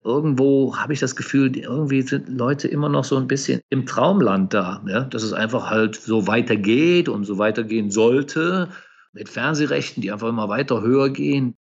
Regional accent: Cologne, North Rhine-Westphalia, Germany; moved away as an adult; also born or lived in United States / Asia; Ich bin Kölner Jung und vielleicht hört man das ab und zu auch so ein bisschen raus noch

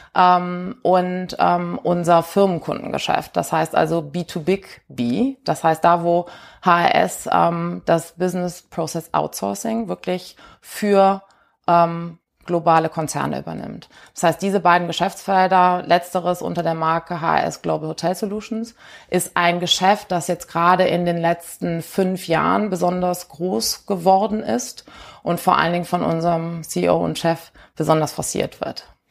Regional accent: Cologne, North Rhine-Westphalia, Germany; also born or lived in Rheingau; ich äh, komme aus Köln

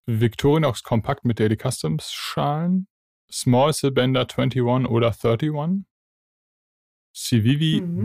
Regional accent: Bavaria, Germany; bei uns in Bayern

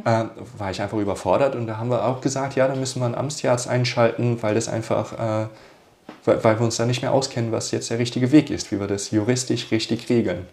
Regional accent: Austria; bei uns in Österreich

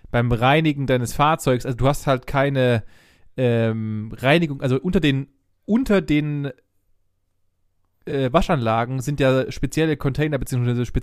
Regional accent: Ditzingen, Baden-Württemberg, Germany; wir haben uns in meinem Heimatdorf hier in Ditzingen, haben wir uns rumgetrieben

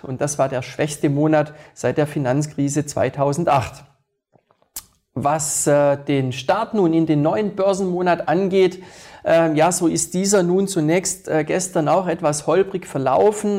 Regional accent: Switzerland; bei uns in der Schweiz Geberit und die Swiss Re

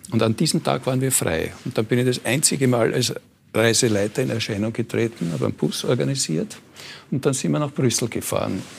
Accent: Vienna, Austria; Und ich habe gesagt, nein, das geht nicht, wir sind Wiener.

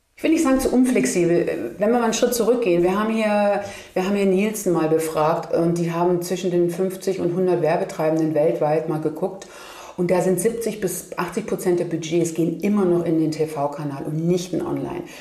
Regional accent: Germany; Ich wurde immer gefragt, woher kommst du? Ja, Germany.

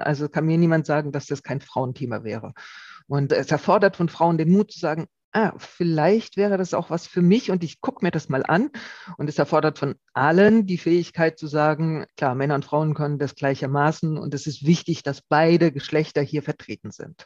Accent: Rhineland-Palatinate, Germany; Ich komme ja aus der Pfalz, wo es äh, viele Wingert gibt

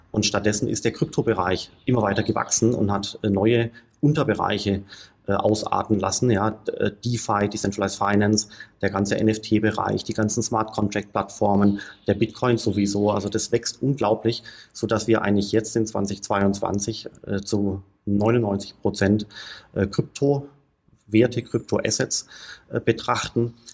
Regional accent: Stuttgart, Baden-Württemberg, Germany; also born or lived in Heidelberg; geboren bin ich in Heidelberg, bin aufgewachsen in Stuttgart

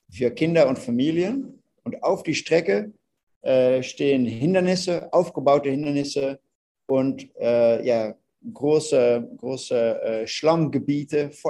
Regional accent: Netherlands; German is a second language; Ihr hört, ich bin ein Holländer.

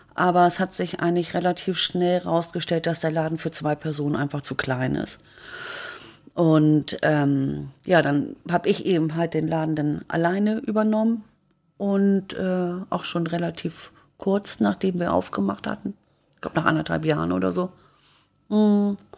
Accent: Hamburg, Germany; moved away; Ich komme ja aus Blankenese.

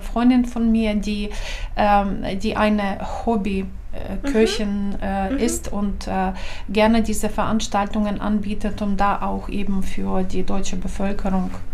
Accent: Ukraine; German is a second language; moved away as an adult; also born or lived in Lower Saxony, Germany; now in Germany; Ich habe äh, pädagogische Universität in meiner Heimatstadt abgeschlossen

